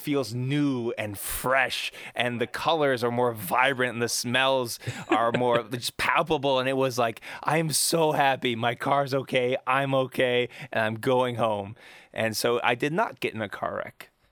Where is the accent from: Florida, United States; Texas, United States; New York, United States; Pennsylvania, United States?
Pennsylvania, United States; Pittsburgh; I'm from Pittsburgh